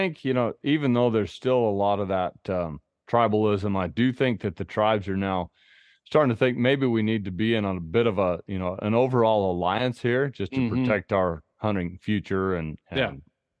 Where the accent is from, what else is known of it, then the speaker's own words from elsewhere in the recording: Idaho, United States; I hunted a bear this past spring here in my home state of Idaho, and shot it over dogs.